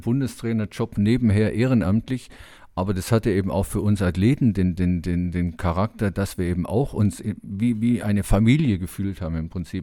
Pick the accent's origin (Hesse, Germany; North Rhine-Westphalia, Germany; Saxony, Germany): North Rhine-Westphalia, Germany; Dortmund; bei uns in Dortmund